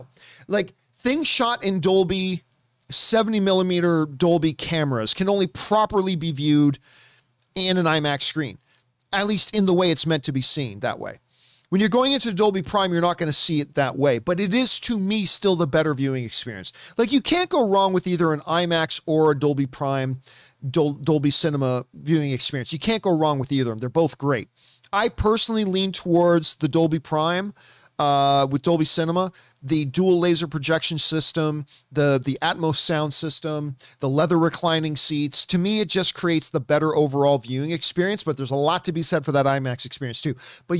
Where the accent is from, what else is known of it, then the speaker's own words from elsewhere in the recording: Philippines; I'm Filipino. How could I not love the guy?